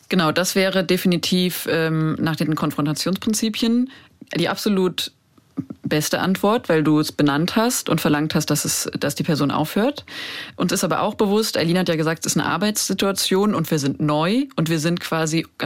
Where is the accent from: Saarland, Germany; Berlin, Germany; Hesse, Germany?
Hesse, Germany; Frankfurt; Ich komme aus Frankfurt ich komme aus Frankfurt, fertig.